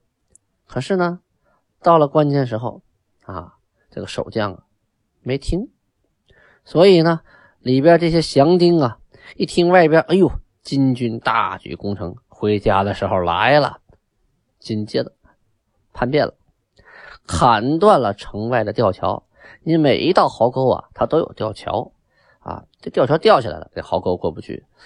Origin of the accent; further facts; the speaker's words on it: Shenyang, Liaoning, China; 那个地方叫东陵区，啊，也就是我的故乡，我就出生在东陵区，经常遥望天柱山